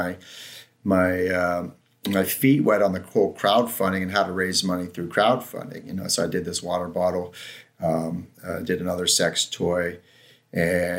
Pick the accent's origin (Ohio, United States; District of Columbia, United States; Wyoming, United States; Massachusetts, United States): Ohio, United States; moved away as an adult; also born or lived in San Francisco, California; now in Lake Tahoe, United States; I'm from Ohio